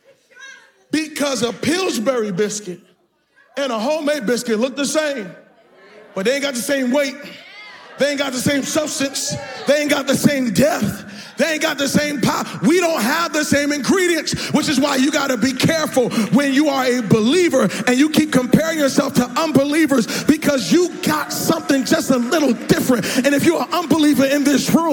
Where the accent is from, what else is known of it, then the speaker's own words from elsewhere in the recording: Boston, Massachusetts, United States; moved away; I'm from Boston.